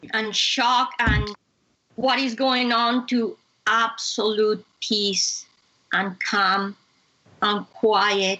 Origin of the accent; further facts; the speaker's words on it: Bogotá, Colombia; moved away; I come from Colombia, I come from hot weather. But Bogota is a city is high up in the Andes.